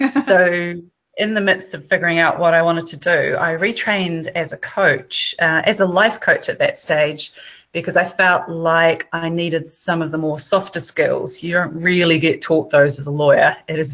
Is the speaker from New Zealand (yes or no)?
yes; New Zealand; moved away as an adult; also born or lived in Latin America; I'm from New Zealand and I'm sitting in New Zealand right now.